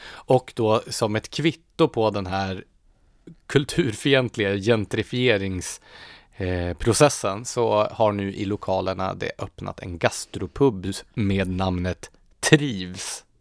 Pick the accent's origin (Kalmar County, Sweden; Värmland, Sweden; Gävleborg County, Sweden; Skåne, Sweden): Gävleborg County, Sweden; Gävle; moved away; Jag är ju uppvuxen i Gävle